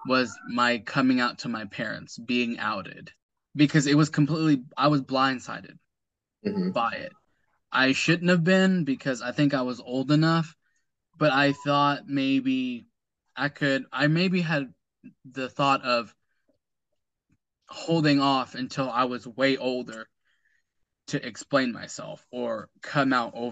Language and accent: English; United States; I was raised here in the States, in the U.S.